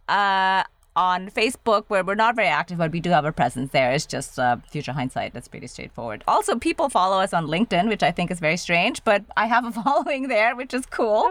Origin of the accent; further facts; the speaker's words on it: Germany; also born or lived in Indonesia; now in United States; I grew up in Germany, so I speak German